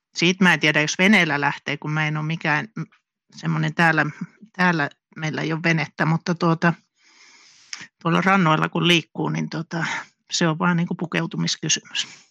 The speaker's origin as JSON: {"language": "Finnish", "region": "northern Finland", "country": "Finland", "tie": "born or raised there", "moved": "as an adult", "said": "mä oon tuolta pohjoisesta kotoisin"}